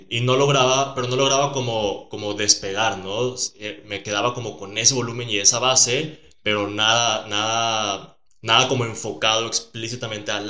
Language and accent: Spanish; Sonora, Mexico; en Sonora, de donde eres. Sí, en Sonora.